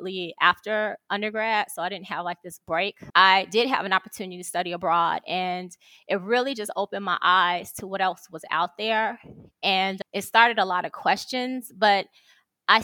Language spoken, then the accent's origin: English; Chicago, Illinois, United States; moved away as an adult; also born or lived in Atlanta, Georgia; now in Rome, Italy; I'm from Chicago, Illinois, and I moved abroad when I was 42